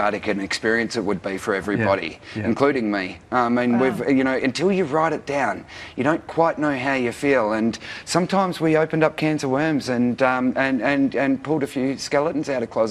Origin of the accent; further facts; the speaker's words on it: Daylesford, Victoria, Australia; in my hometown